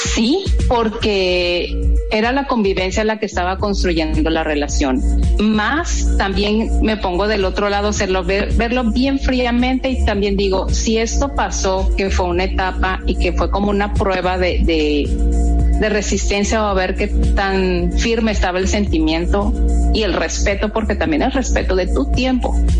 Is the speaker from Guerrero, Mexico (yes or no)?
no; Guadalajara, Jalisco, Mexico; now in Mexicali, Mexico; soy de Guadalajara, ya adoptada como cachanilla, ya soy cachanilla